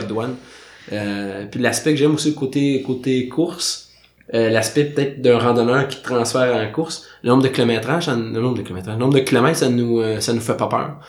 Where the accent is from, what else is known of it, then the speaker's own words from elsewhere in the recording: Saint-Jérôme, Quebec, Canada; moved away as an adult; now in Montreal, Canada; j'ai grandi à Saint-Jérôme, j'ai déménagé à Montréal dans le coin de 2010.